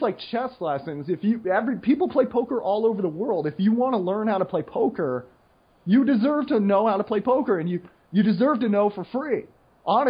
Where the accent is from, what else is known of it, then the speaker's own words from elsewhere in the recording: United States; I'm the American